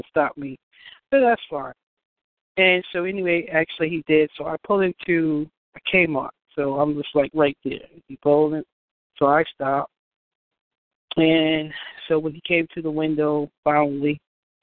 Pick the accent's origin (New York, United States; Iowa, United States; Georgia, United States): New York, United States; moved away; I'm from New York